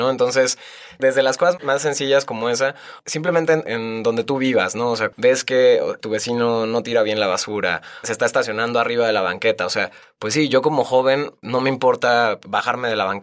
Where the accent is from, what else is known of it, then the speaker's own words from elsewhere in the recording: Guadalajara, Jalisco, Mexico; yo nací en Guadalajara